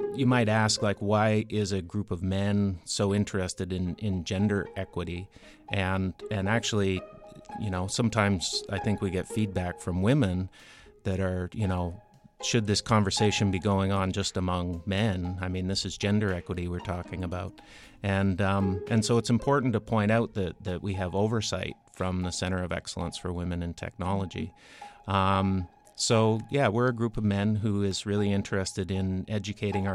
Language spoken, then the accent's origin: English; Ontario, Canada; accent: Canadian; now in United States; I grew up in Ontario, Canada